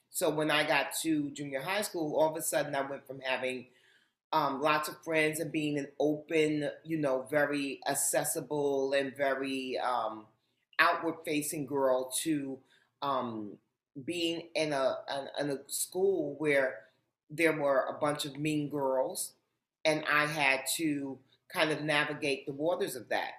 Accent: New York City, New York, United States; I grew up in Harlem, and contrary to popular belief, growing up in Harlem was not uh, a scary um, and uh, a hardship for me. Um, it was home

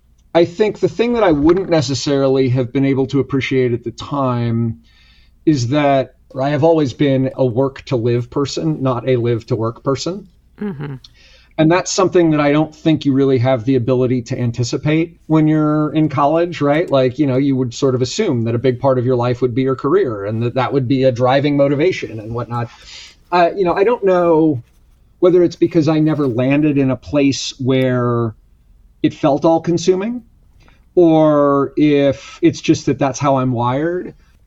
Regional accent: Palo Alto, California, United States; moved away; Palo Alto. Yep. Fifth And generation Palo Alton.

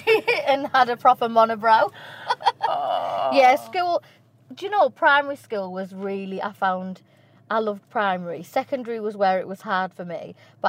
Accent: Shildon, North East England, United Kingdom; also born or lived in Bishop Auckland; So I was born in Bishop Auckland, and then we moved to Shildon from when I was, like, 1 year old until I was about 11.

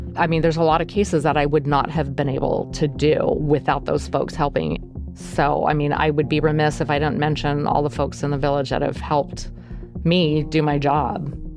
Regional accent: Nome, Alaska, United States; I was born and raised in Alaska. I was born in Nome, Alaska.

